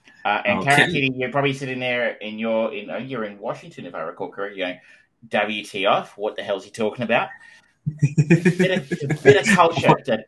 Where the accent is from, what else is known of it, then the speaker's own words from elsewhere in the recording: Queensland, Australia; accent: Queensland; He's like, "Where are you from?" And I'm like, "Australia."